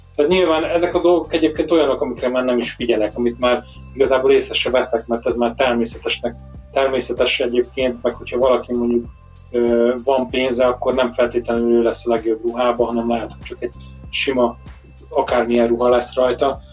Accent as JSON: {"language": "Hungarian", "country": "Hungary", "moved": "as an adult", "lives_now": "England, United Kingdom", "said": "mi magyarként azért megszoktunk egy bizonyos fajta időjárást"}